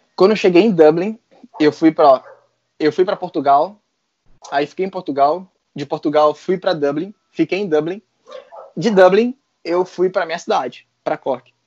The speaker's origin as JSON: {"language": "Portuguese", "country": "Brazil", "moved": "yes", "lives_now": "Ireland", "said": "eu sou brasileiro"}